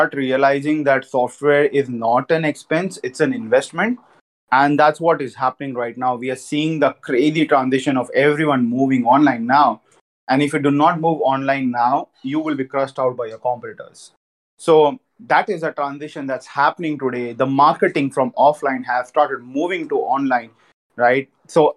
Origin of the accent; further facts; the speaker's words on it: Jhunjhunu, Rajasthan, India; I'm from Rajasthan. I'm from Junjunu